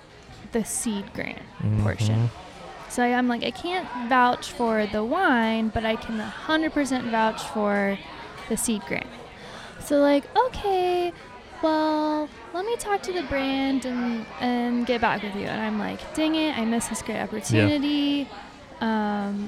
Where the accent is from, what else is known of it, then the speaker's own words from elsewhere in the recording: United States; Why I'm American.